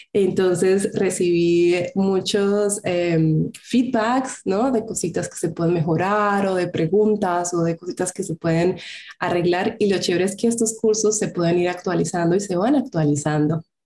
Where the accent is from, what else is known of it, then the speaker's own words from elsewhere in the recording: Colombia; moved away as an adult; now in Germany; soy colombiana. En el 2013 me vine a Alemania a estudiar un máster